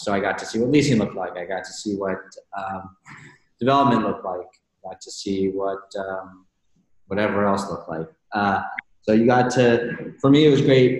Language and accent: English; Houston, Texas, United States; now in New York, United States; I grew up in Houston.